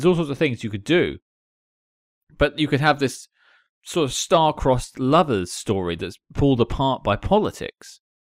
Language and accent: English; Nottingham, East Midlands, United Kingdom; It's like, I'm British, born and bred. I come from Nottingham.